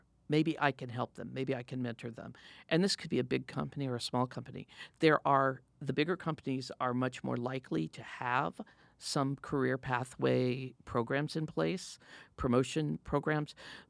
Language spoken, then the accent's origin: English; Midwest, United States; Yeah, I come from the Midwest, and my father worked in factories all his life. He made gears for the Apollo rockets. You know, it was a small company in Illinois.